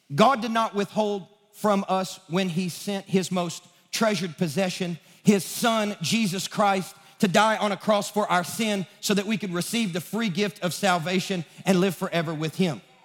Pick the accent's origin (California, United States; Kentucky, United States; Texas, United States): Kentucky, United States; Sacramento; now in Nashville, United States; I'm from Sacramento, Kentucky